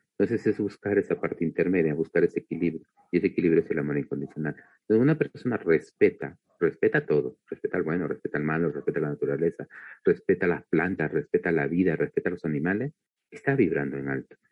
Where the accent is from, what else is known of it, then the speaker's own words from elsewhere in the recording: Peru; soy de Perú